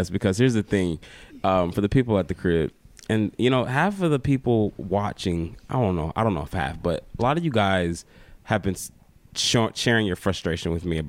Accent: Detroit, Michigan, United States; now in Greenville, United States; Yeah, I know I'm from Detroit.

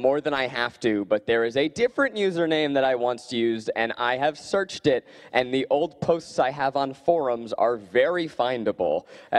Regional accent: New York, United States; I grew up in New York.

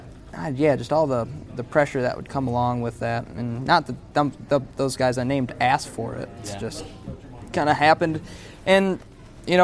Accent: Michigan, United States; now in Nashville, United States; We're all buddies from Michigan

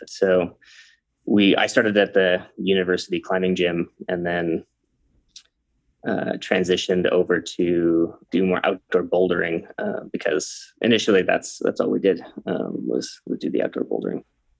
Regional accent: Calgary, Alberta, Canada; also born or lived in Ireland / Malawi; now in Cincinnati, United States; And I grew up in Canada. I don't know if you got that part of my story, but I'm from Canada and I grew up in the Denver of Canada, which is called Calgary, Calgary, Alberta, near Banff.

